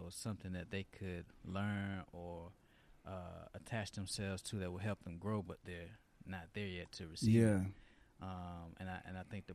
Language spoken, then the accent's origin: English; Alabama, United States; moved away as an adult; now in Los Angeles, United States; I grew up in Deep South Alabama, so I grew up a Baptist Christian